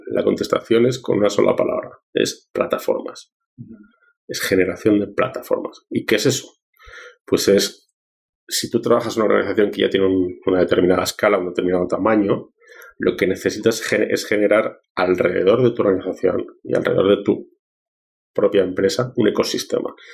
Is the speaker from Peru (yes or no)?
yes; Peru; also born or lived in Spain; te digo como peruano y como español que soy, deberíamos dejar de ser tan envidiosos del éxito de los demás